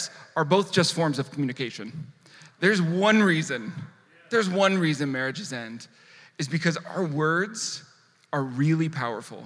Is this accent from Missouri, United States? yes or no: no; San Diego, California, United States; I grew up about 10 miles from here in South Park.